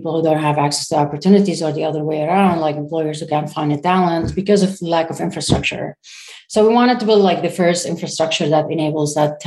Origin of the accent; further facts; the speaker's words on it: Syria; moved away as an adult; I'm a Syrian founder, so I come from Syria